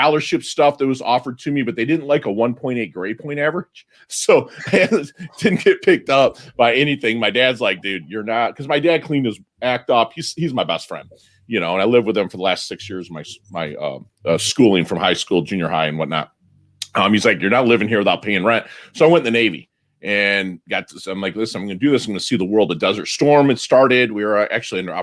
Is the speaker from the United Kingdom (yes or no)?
no; Philippines; I was born in the Philippines in 1972, and my father was American